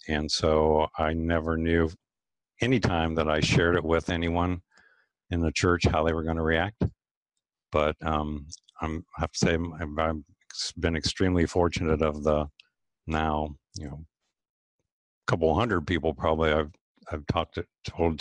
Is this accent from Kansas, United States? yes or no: no; Lancaster, Ohio, United States; moved away as an adult; now in Columbus, United States; I actually grew up in Lancaster, Ohio, which is about an hour southeast of Columbus